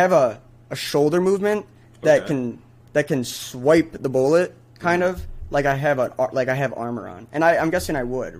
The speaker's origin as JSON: {"language": "English", "region": "Michigan", "country": "United States", "said": "because I'm from Michigan"}